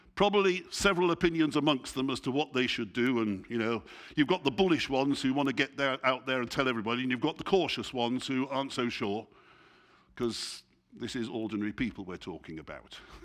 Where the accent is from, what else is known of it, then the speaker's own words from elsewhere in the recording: England, United Kingdom; I'm, I'm English, you know, and I speak English